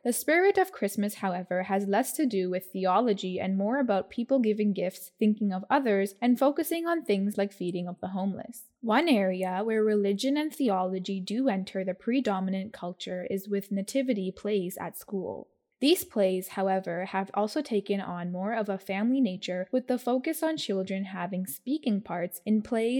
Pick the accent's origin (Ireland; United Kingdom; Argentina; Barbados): United Kingdom; This trend is something I have witnessed myself growing up in Britain.